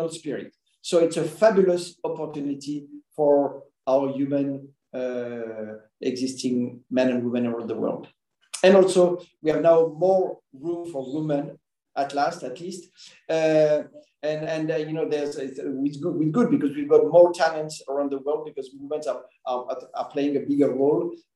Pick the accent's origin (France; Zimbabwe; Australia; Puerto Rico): France; moved away as an adult; also born or lived in Caribbean / Belgium / United States / United Kingdom; I was born and studied in France